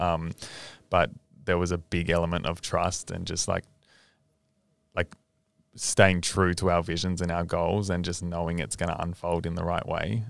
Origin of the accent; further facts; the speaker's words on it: Australia; being an Australian